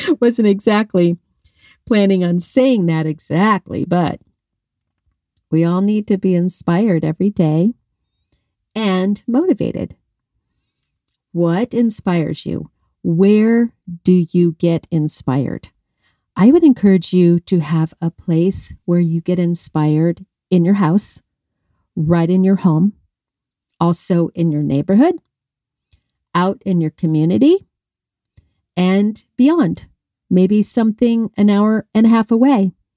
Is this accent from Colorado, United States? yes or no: yes; Colorado, United States; now in Arizona, United States; I grew up in Colorado. I'm a mountain girl